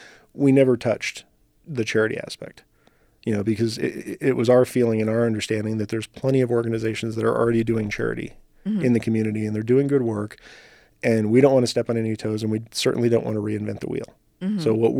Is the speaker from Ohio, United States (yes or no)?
no; New Mexico, United States; also born or lived in Los Angeles; now in Reno, United States; So, you know, growing up in New Mexico, living in LA, joining the Army, like all the different things that I'd done, I'd been kind of a nomad.